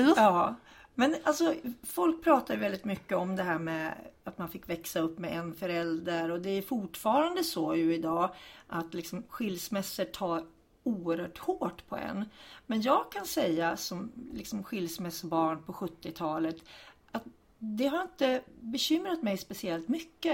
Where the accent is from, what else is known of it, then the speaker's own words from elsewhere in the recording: Hudiksvall, Gävleborg County, Sweden; Jag är ambassadör även för Hudiksvall, där jag är född och uppvuxen